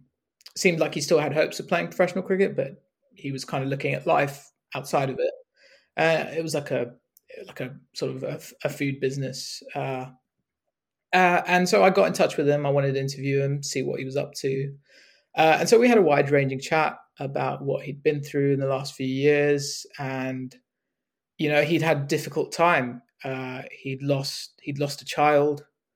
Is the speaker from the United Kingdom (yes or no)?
yes; United Kingdom; So you know, I'm a British Asian, and naturally, growing up, when I was following cricket in the UK